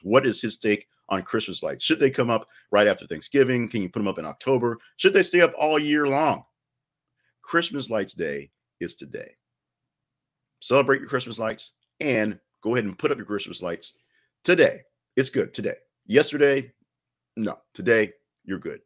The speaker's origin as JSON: {"language": "English", "region": "Alabama", "country": "United States", "tie": "born or raised there", "said": "I was born in Alabama"}